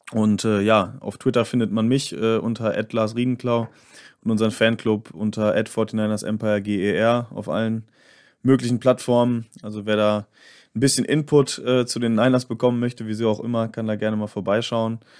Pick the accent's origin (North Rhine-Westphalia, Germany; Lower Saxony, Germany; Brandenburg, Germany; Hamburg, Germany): North Rhine-Westphalia, Germany; Bielefeld; ich komme nämlich auch aus Nordrhein-Westfalen, aus Bielefeld.